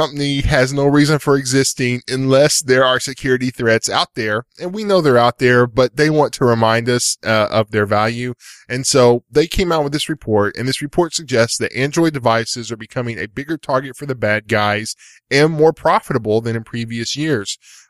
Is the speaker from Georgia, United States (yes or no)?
no; Texas, United States; So, I'm a Texan from East Texas.